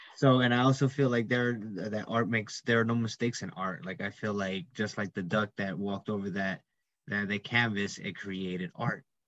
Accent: New York, United States; I'm an IT major um, from New York

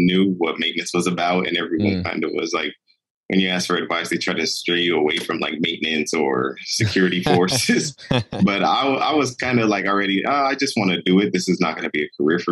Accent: Central Valley, California, United States; moved away as an adult; I'm originally from California, the Central Valley area

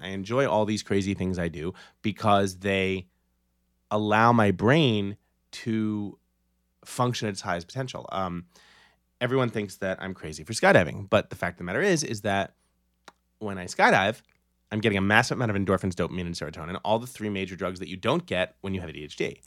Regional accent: New York City, New York, United States; born and raised in New York City, public school kid

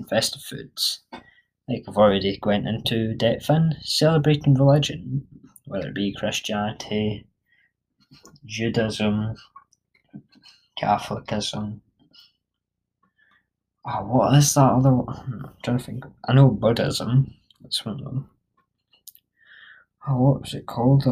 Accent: Scotland, United Kingdom; I'm Scottish

